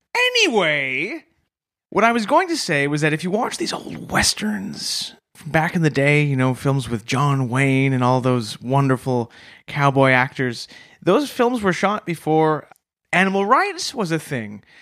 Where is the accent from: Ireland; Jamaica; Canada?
Canada; as a Canadian